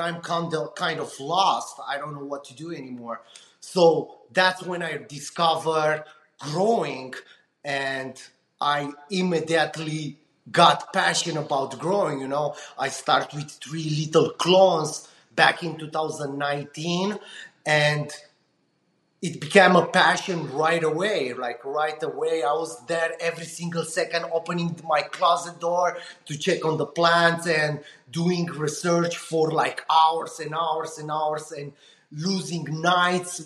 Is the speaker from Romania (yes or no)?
yes; Romania; moved away as an adult; now in United States; I'm coming from Eastern Europe, Romania